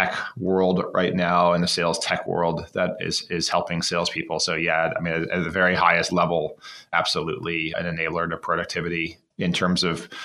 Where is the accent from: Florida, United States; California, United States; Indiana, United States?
Florida, United States; I used to sell mangoes on the side of the road when I grew up in Florida.